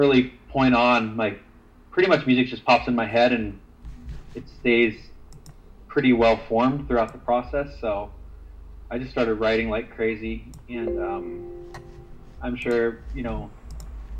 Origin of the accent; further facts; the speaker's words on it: the Northwest, Pacific Northwest, United States; I was from the Northwest